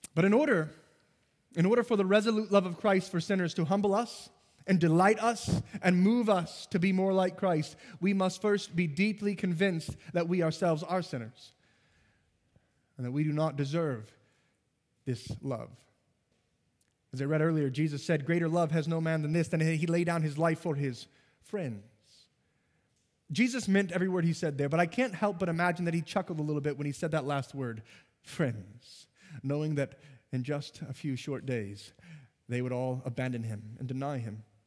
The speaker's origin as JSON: {"language": "English", "area": "near St. Louis", "region": "Missouri", "country": "United States", "said": "it's near Saint Louis"}